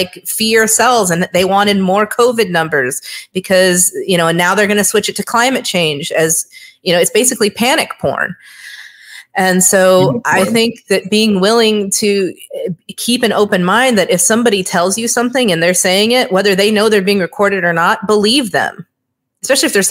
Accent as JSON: {"language": "English", "region": "Hawaii", "country": "United States", "tie": "born or raised there", "also_born_or_lived": "New York", "moved": "as an adult", "said": "I grew up in Hawaii, which is a very left-leaning state."}